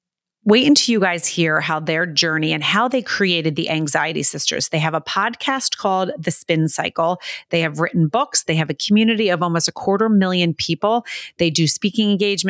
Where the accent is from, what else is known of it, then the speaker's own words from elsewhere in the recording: New Jersey, United States; I grew up in Jersey